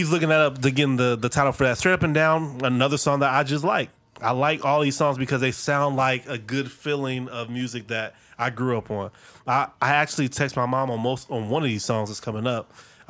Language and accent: English; Dayton, Ohio, United States; I'm from Dayton, Ohio. The city of that, funk that came, yeah, all that music came through there.